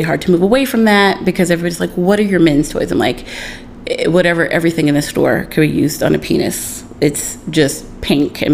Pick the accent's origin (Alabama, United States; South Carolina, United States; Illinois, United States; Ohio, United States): South Carolina, United States; now in New York City, United States; I grew up in South Carolina.